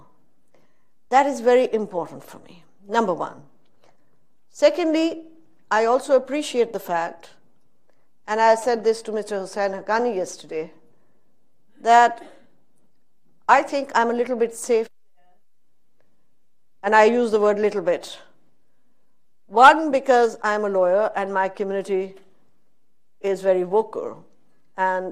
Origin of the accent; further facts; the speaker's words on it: Pakistan; I am a Pakistani